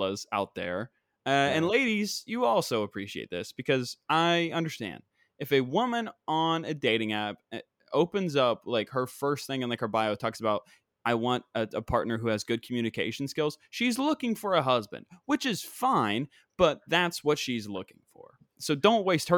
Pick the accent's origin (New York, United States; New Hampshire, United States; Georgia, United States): New York, United States; New York City; I'm from Queens